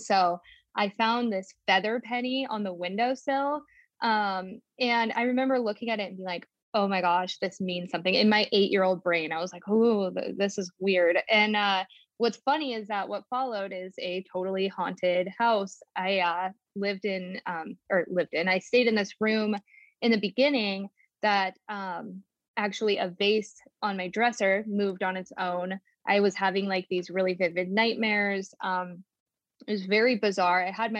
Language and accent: English; Billings, Montana, United States; also born or lived in California; So I was born in California, and then my mom and my grandma and I, we moved to Billings, Montana, where we got this duplex.